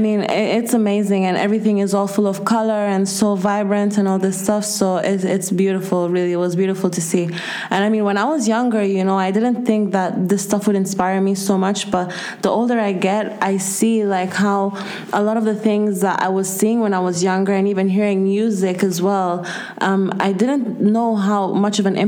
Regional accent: Kenya; moved away as an adult; now in Spain; I'm from Kenya, born and raised, and I just moved here 4 years ago to study. So basically, I spent my whole life in Kenya.

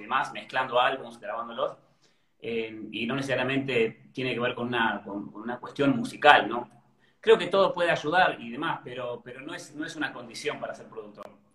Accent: Cipolletti, Río Negro, Argentina; also born or lived in Buenos Aires; now in Ezeiza, Argentina; yo soy del sur, soy de Río Negro, de Chipoleti

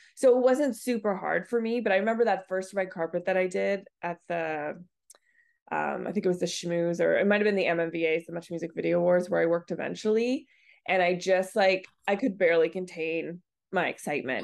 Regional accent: Nova Scotia, Canada; moved away; I grew up on the East Coast, uh, Nova Scotia

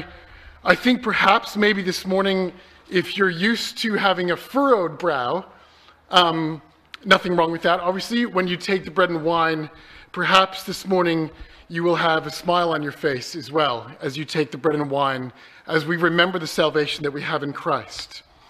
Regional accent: Canada; moved away; When I came over from Canada, I had to leave all my books at home.

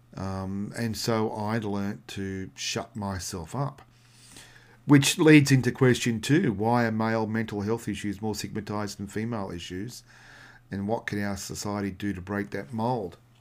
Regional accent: Australia; I'm come from Australia

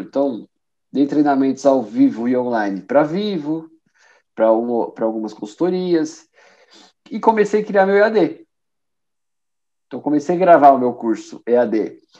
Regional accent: São Bernardo do Campo, São Paulo, Brazil; moved away as an adult; now in Porto, Portugal; eu sou de São Paulo, né? Nasci em São Paulo, na grande ABC, né? Sou de São Bernardo e moro aqui no Porto tem dois anos.

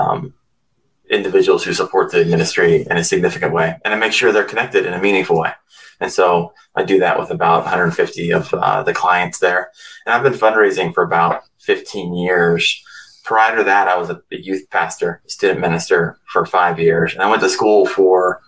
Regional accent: Northeast Ohio, United States; I'm from Northeast Ohio

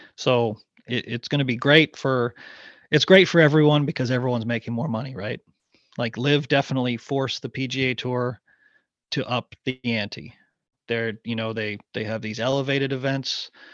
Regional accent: Ottawa, Ontario, Canada; moved away as an adult; now in Raleigh, United States; I grew up there, I'd, I'd always call it my hometown

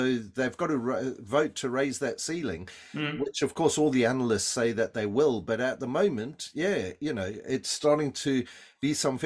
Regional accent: South Africa; accent: South African; my South African accent

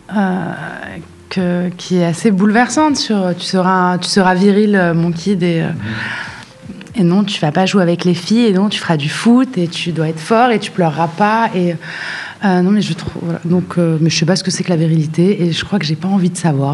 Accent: Casablanca, Casablanca-Settat, Morocco; j'ai grandi à Casa

